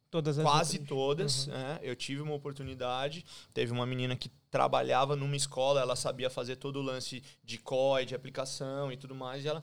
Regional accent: São Paulo, Brazil; moved away as an adult; Eu saí de São Paulo, eu saí do Brasil muito por causa

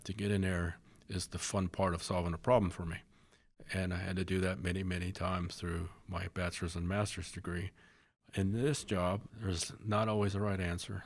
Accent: Coolidge, Arizona, United States; I grew up in Coolidge, Arizona.

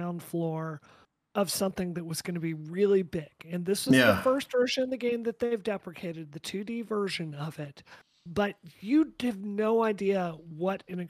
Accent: Mississippi, United States; I grew up in Mississippi.

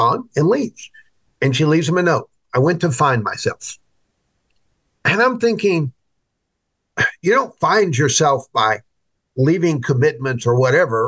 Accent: United States; as American Christians

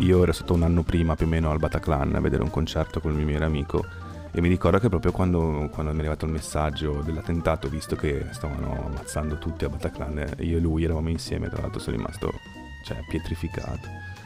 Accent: Genoa, Liguria, Italy; io sono genovese, ho un sacco di amici genovesi

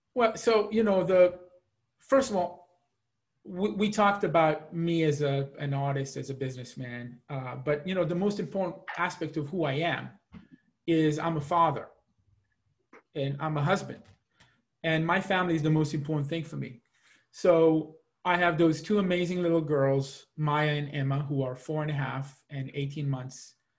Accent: Israel; moved away as an adult; also born or lived in Seattle, United States / New York, United States; now in Atlanta, United States; I spent my life growing up in Israel, and I will never stop being an Israeli.

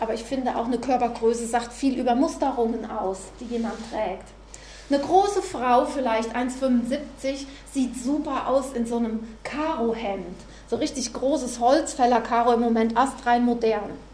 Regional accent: Freudenberg, North Rhine-Westphalia, Germany; Ich komme aus Freudenberg, direkt an der A45

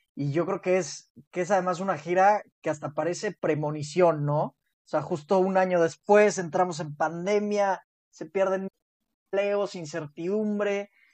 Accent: Mexico

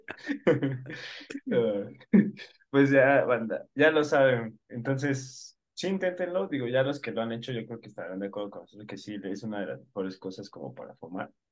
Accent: Mexico; nosotros somos de México

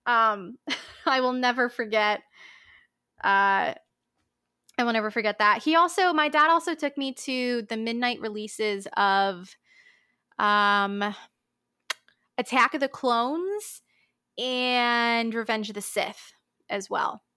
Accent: Palm Beach Gardens, Florida, United States; my hometown of lovely Palm Beach Gardens, Florida

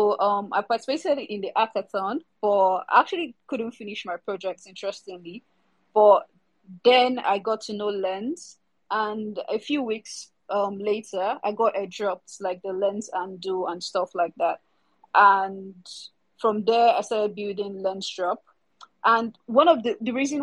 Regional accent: Lagos, Nigeria; I'm from Nigeria, Africa. So yeah, from Lagos, Nigeria, currently. Leaving Lagos, Nigeria as well

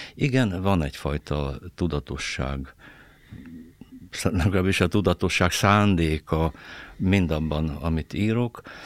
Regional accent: Târgu Mureș, Mureș County, Romania; moved away as an adult; also born or lived in Cluj-Napoca / Nagykőrös; now in Hungary; az én szülővárosom Marosvásárhely

